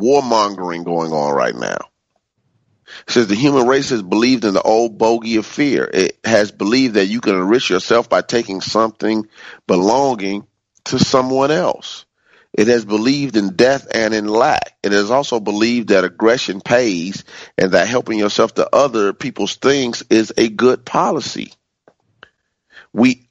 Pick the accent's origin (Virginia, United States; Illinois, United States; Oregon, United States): Illinois, United States; Chicago; when I was growing up in the African-American community in Chicago